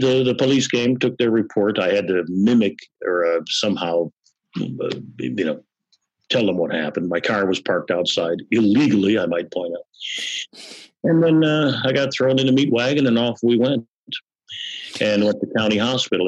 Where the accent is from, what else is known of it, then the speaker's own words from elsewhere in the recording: Chicago, Illinois, United States; growing up on the Southwest Side, you know, it's uh, kind of a yahi there uh, neighborhood, Polish